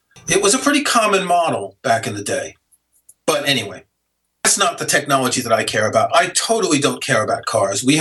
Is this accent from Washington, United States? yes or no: no; New York City, New York, United States; I grew up in New York City.